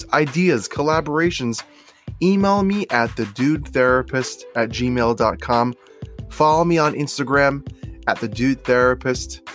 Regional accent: Long Island, New York, United States; this family that I grew up in Long Island

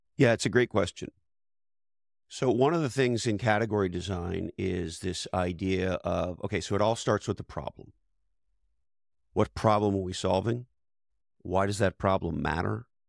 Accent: Montreal, Quebec, Canada; moved away as an adult; also born or lived in Toronto / Silicon Valley; I was born and raised in Montreal, Canada

